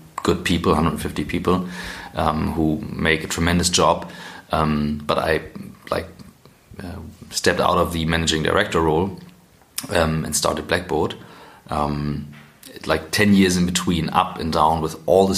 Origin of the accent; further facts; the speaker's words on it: Kiel, Schleswig-Holstein, Germany; moved away as an adult; also born or lived in St. Gallen; I'm from Kiel originally.